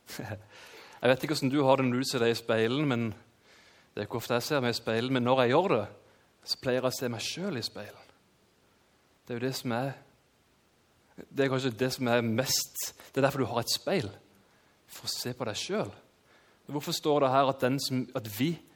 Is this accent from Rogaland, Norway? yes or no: no; Kristiansand, Agder, Norway; født og oppvokst i Kristiansand